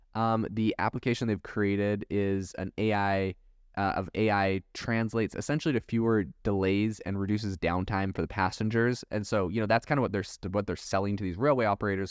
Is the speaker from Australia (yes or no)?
no; Canada; also born or lived in Europe; now in United States; I was raised in Canada